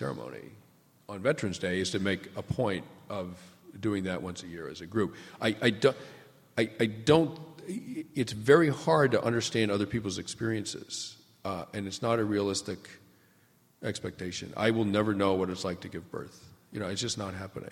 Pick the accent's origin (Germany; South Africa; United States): United States; New England; I grew up in New England